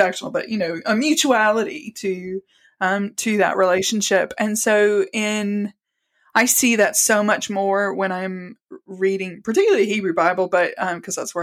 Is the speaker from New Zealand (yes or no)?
no; the American South, United States; now in Salisbury, United Kingdom; I grew up, as you can probably tell from my accent, in the American South. My dad worked in construction, so we moved around a lot, but American South was consistent throughout that area, so Southeast.